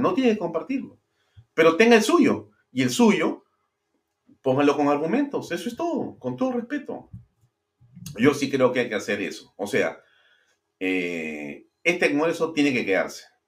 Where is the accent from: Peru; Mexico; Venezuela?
Peru; si algo somos los peruanos en el mundo entero conocidos es por la capacidad de trabajo